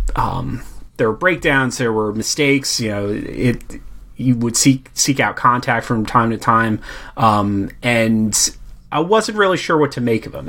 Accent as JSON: {"language": "English", "country": "United States", "said": "being an American"}